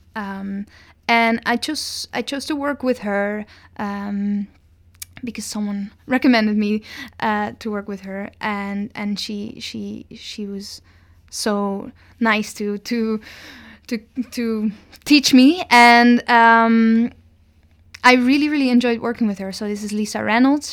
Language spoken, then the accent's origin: English; Netherlands; moved away as an adult; now in Victoria, Canada; I was born in the Netherlands